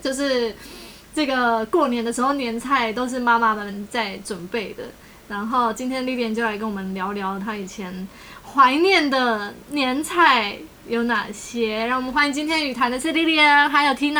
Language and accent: Chinese; Tainan, Taiwan; 我是台南人